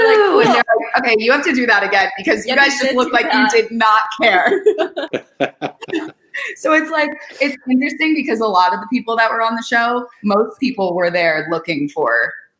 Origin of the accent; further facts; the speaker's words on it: Philadelphia, Pennsylvania, United States; I'm from Philadelphia.